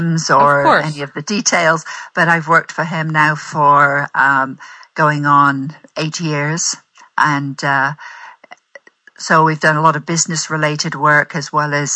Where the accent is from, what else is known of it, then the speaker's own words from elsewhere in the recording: Bristol, South West England, United Kingdom; moved away as an adult; also born or lived in Shirehampton, England; now in United States; The West Country, Bristol's my hometown.